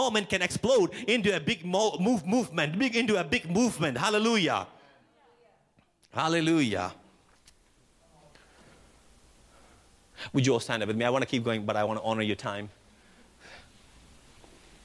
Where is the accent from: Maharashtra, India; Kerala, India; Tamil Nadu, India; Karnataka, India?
Kerala, India; a small town in; moved away as an adult; also born or lived in Canada; now in Edmonton, Canada; I come from a small town in a state called Kerala from India. If you didn't know, well, I think you know. And if you listen to my accent, you know. 16 years ago, 17 years ago, God brought me to Canada